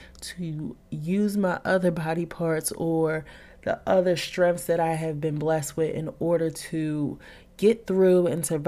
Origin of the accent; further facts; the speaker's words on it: Philadelphia, Pennsylvania, United States; moved away; I also traveled to Philadelphia, back to my hometown